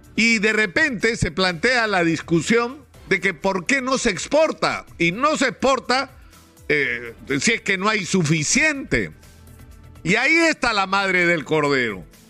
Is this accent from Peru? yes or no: yes; Peru; los peruanos